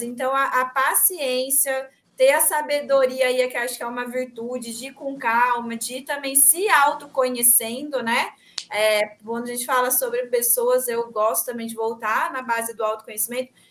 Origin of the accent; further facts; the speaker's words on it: São Paulo, Brazil; eu hoje eu tô no interior também, que eu tô em São José do Rio Preto, na casa da minha mãe, mas eu sou de São Paulo